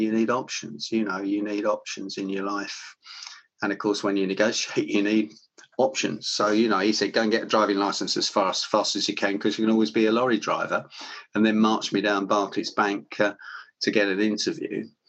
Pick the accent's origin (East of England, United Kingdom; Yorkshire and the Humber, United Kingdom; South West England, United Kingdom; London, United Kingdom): London, United Kingdom; We grew up in Willesden, Kensal Rise, northwest London